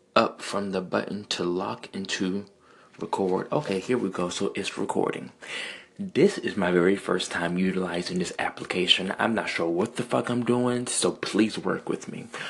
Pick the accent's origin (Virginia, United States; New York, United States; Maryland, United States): Virginia, United States; Central; I am from Central Virginia